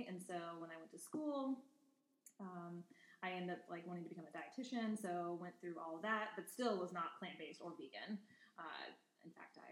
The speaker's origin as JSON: {"language": "English", "region": "Indiana", "country": "United States", "tie": "born or raised there", "said": "I grew up in a small rural town in Indiana, and I actually grew up on a Angus beef cattle farm"}